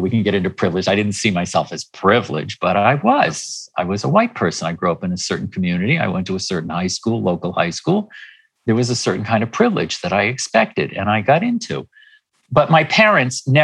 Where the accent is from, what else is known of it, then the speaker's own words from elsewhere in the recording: Hingham, Massachusetts, United States; moved away; also born or lived in New York City; I grew up in Massachusetts in a small town on the South Shore called Hingham